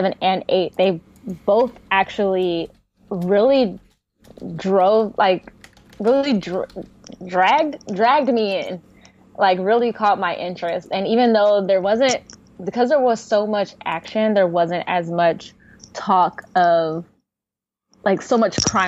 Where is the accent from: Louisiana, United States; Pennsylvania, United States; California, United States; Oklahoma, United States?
California, United States; I've been born and raised in California